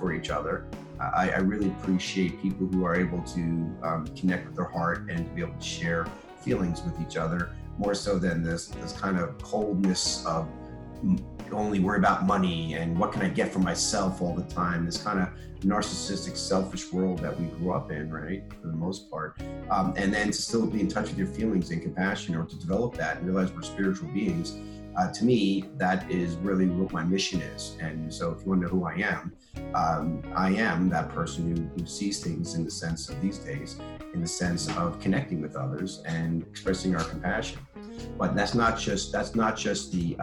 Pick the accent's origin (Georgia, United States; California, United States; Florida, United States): Georgia, United States; Atlanta; We didn't even meet here in Atlanta, and we're both from Atlanta